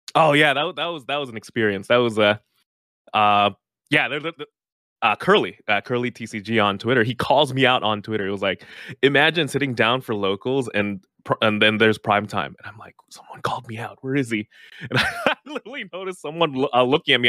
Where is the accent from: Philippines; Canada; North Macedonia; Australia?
Philippines; I'm from the Philippines